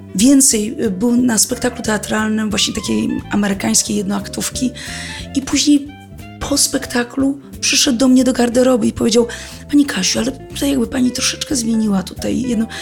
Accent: Warsaw, Masovian Voivodeship, Poland; pochodzę z Warszawy

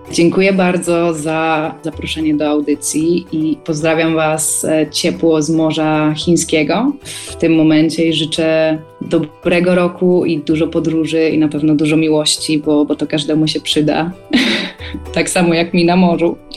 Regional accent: Wrocław, Lower Silesian Voivodeship, Poland; pochodzę tutaj z Polski, z Wrocławia

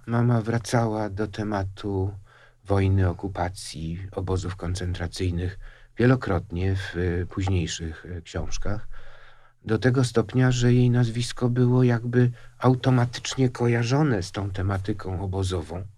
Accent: Łódź, Łódź Voivodeship, Poland; się urodziłem w Łodzi w 1949 roku

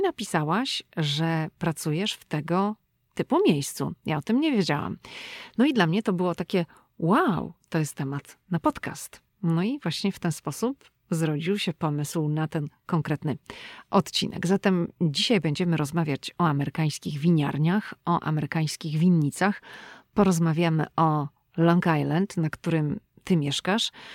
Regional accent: Szczecin, West Pomeranian Voivodeship, Poland; moved away as an adult; now in United States; my jesteśmy obie dziewczyny ze Szczecina

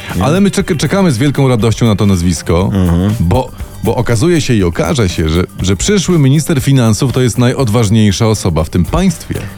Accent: Podkarpacie, Subcarpathian Voivodeship, Poland; u mnie na Podkarpaciu

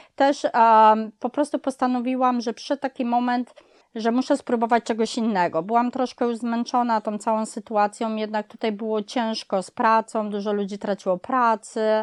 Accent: Kraków, Lesser Poland, Poland; now in United States; ja pochodzę z dużego miasta, z Krakowa

